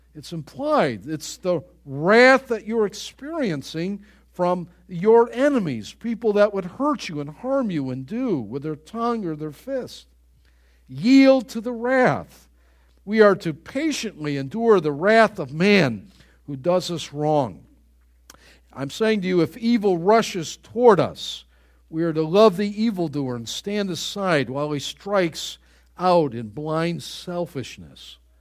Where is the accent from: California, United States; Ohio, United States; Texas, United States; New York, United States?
New York, United States; Buffalo; growing up in Greater Buffalo, New York